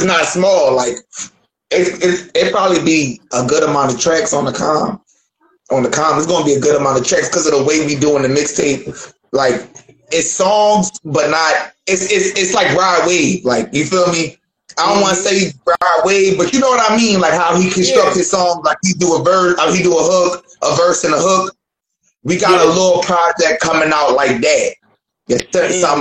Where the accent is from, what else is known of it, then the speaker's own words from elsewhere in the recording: Philadelphia, Pennsylvania, United States; now in Dayton, United States; I'm not from out here. I'm from Philly